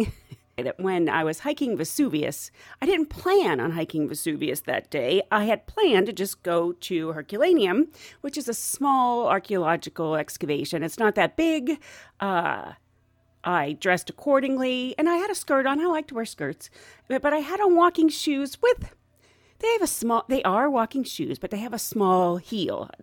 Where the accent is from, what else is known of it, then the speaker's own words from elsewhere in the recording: United States; I'm the American